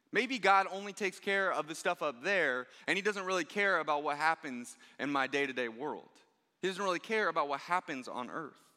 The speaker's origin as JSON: {"language": "English", "town": "Overland Park", "region": "Kansas", "country": "United States", "tie": "born or raised there", "said": "I grew up here in the Blue Valley School District"}